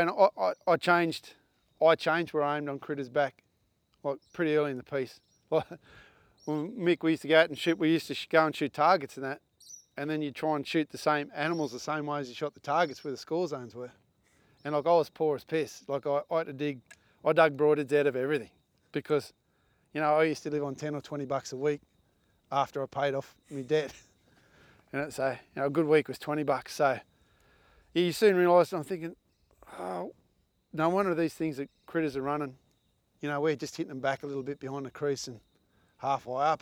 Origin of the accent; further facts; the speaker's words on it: Australia; us as Australian hunters